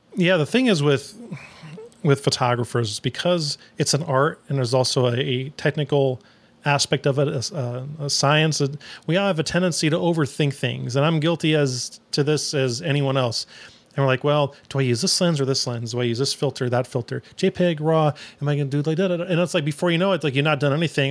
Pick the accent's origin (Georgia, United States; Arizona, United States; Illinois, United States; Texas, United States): Arizona, United States; Phoenix; also born or lived in New York; now in Austin, United States; I'm originally from New York, but I grew up in Phoenix